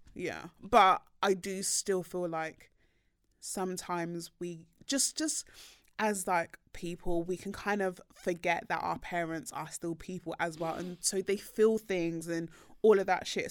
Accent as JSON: {"language": "English", "country": "Nigeria", "said": "I am Nigerian"}